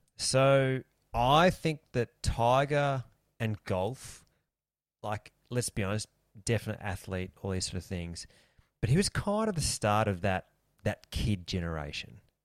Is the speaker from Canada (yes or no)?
no; Australia; we're Australian